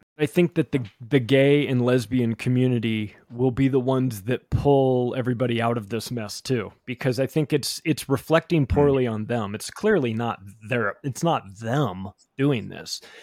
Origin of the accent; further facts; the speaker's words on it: Palm Springs, California, United States; I grew up in Palm Springs, California